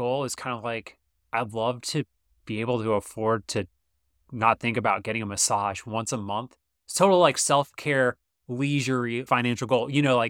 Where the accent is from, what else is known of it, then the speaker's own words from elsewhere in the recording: Georgia, United States; Well, I'm from Georgia, so I like